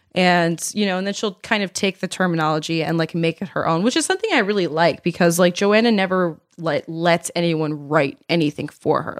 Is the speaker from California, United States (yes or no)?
no; Baltimore, Maryland, United States; I am from Baltimore. I love that city. It is my heart and soul.